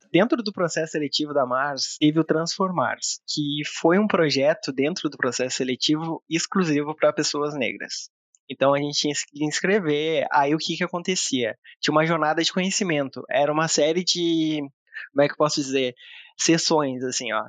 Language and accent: Portuguese; Rio Grande do Sul, Brazil; moved away as an adult; now in Campinas, Brazil; sou gaúcho, tenho 31 anos